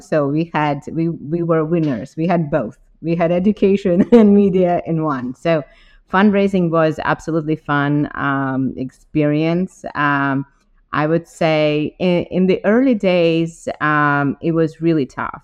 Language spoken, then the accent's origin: English; Ukraine; moved away as an adult; now in United States; I'm originally from Ukraine, uh, and I got to US some 17 years ago uh, to do my MBA at Wharton